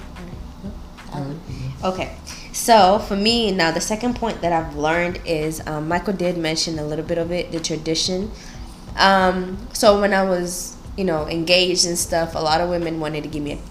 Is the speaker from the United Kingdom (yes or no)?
no; Kenya; I'm Kenyan, African, and my husband is American.